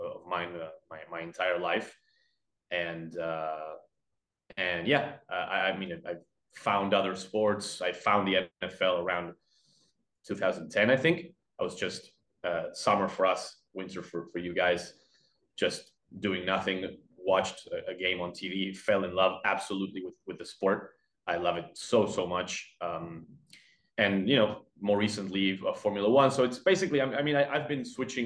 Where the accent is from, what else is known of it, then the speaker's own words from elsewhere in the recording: Buenos Aires, Argentina; English is a second language; I live and I was born and bred in Buenos Aires here in Argentina